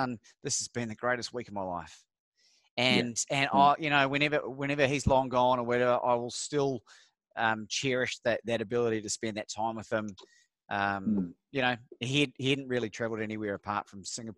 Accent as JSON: {"language": "English", "country": "New Zealand", "moved": "yes", "lives_now": "Australia", "said": "I'm from New Zealand originally. I moved over here in 2001."}